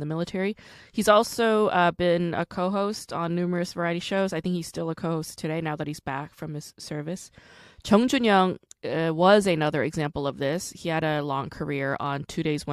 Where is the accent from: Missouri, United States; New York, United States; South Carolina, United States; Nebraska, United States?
New York, United States; also born or lived in Rockland County, New York; I'm also from New York. I didn't grow up in Syracuse, like, not upstate, but I did go to high school in Rockland County.